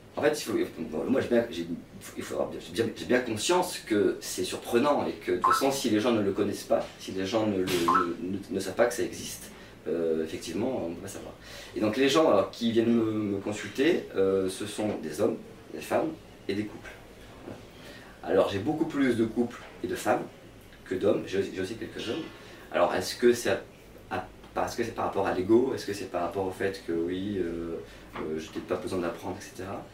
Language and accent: French; south of France, France; now in Réunion, France; j'étais quand même du sud de la France